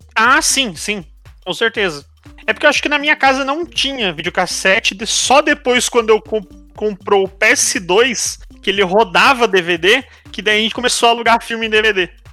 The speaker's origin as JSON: {"language": "Portuguese", "country": "Brazil", "said": "Como bom brasileiro"}